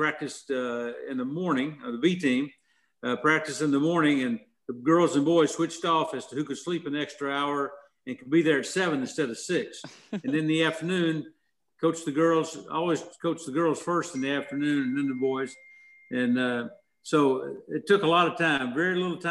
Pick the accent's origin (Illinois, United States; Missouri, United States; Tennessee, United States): Tennessee, United States; Nashville; I grew up in Nashville, over by the airport